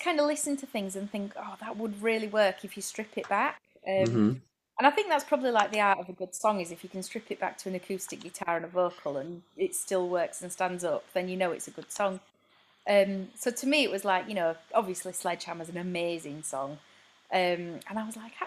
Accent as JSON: {"language": "English", "town": "Bradford", "region": "Yorkshire and the Humber", "country": "United Kingdom", "tie": "born or raised there", "moved": "as an adult", "lives_now": "Cambridge, United Kingdom", "said": "I was up north in Bradford, my hometown"}